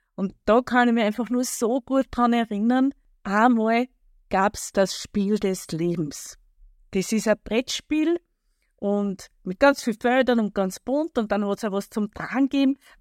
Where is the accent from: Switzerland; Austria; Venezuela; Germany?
Austria; where the Erlauf flows into the Danube, Lower Austria; Ich komme aus einer kleinen Ortschaft in Niederösterreich. Dort, wo die Erlauf in die Donau mündet. Und dort, wo ich groß geworden bin